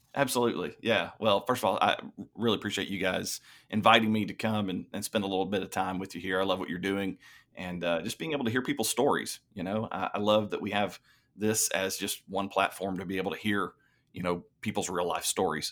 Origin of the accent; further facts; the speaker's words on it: Lebanon, Tennessee, United States; I grew up in Lebanon, Tennessee, uh, a little small town then